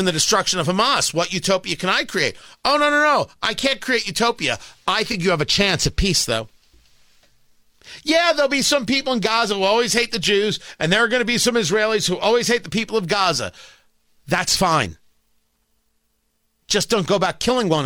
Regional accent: New Jersey, United States; I grew up in Jersey. I grew up in Jersey

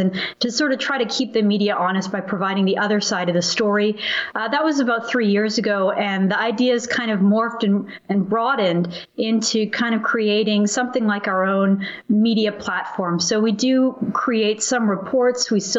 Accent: Canada

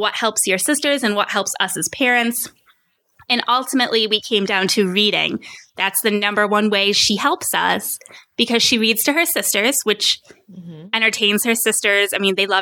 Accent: Rochester, New York, United States; moved away as an adult; now in Phoenix, United States; We're from Rochester, New York, and we've since moved across the country. We're now in Phoenix, Arizona

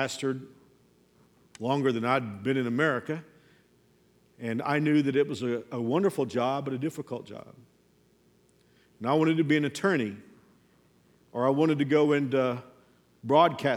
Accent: Fort Worth, Texas, United States; moved away as an adult; I was living in my hometown, 6 miles away from where I went to high school

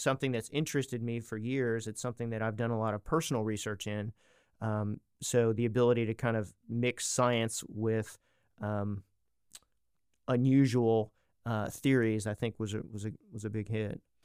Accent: East Coast, United States; moved away as an adult; now in Arkansas, United States; I grew up on the East Coast, so I'm not technically local, but I've been in Arkansas for about thirty years

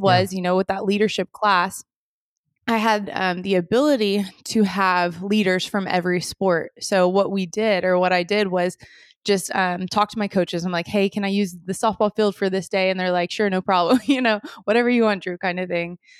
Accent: Moore, Oklahoma, United States; born and raised in Moore, Oklahoma

